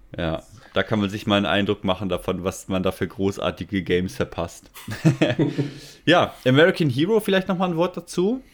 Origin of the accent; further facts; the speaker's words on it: Germany; bei uns in Deutschland